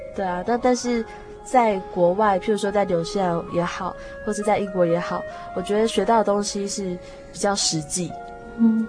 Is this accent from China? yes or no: no; Taiwan; 我们同样来自台湾